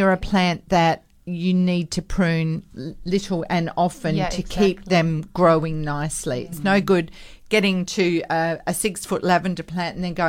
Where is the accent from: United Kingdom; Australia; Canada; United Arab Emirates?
Australia; Perth, Western Australia; growing up in North Beach